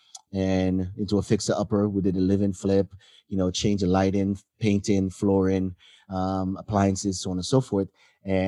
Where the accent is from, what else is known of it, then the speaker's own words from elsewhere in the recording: Jamaica; also born or lived in Hawaii; now in United States; I come from Jamaica